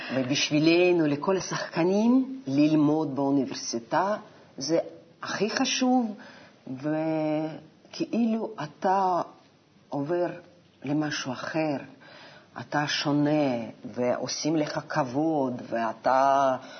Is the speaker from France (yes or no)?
no; Novosibirsk, Novosibirsk Oblast, Russia; Hebrew is a second language; moved away as an adult; also born or lived in Moscow, Russia; now in Israel; אני נולדתי בנובוסיבירסק